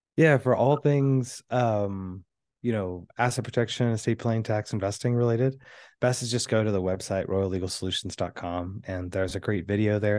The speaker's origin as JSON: {"language": "English", "town": "Houston", "region": "Texas", "country": "United States", "tie": "born or raised there", "said": "I was raised in Houston, Texas."}